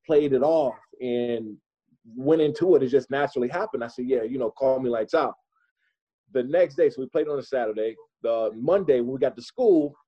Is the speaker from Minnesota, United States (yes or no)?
no; Prince George's County, Maryland, United States; also born or lived in Washington, D.C.; I was born in Washington, D.C., and I grew up in Prince George's County, Maryland.